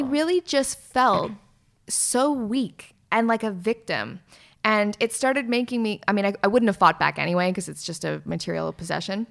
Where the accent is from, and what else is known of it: near Elmira, Ontario, Canada; born or raised there; moved away as an adult; now in London, United Kingdom